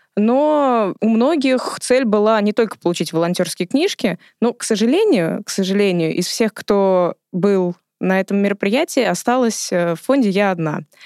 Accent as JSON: {"language": "Russian", "region": "Moscow", "country": "Russia", "tie": "born or raised there", "said": "Я родилась и выросла в Измайлово, то есть я соседка нашего фонда"}